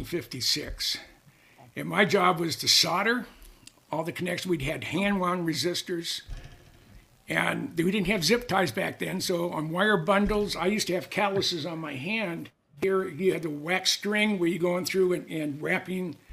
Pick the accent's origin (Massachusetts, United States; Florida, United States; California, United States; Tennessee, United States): California, United States; Mountain View; I grew up in the Mountain View, Los Altos area, the Bay Area